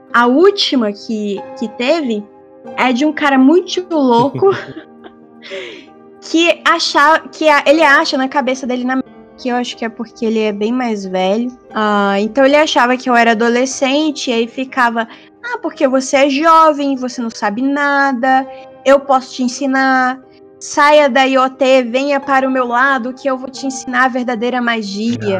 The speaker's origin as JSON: {"language": "Portuguese", "country": "Brazil", "first_language": "Portuguese", "moved": "yes", "lives_now": "Australia", "said": "ser a brasileira"}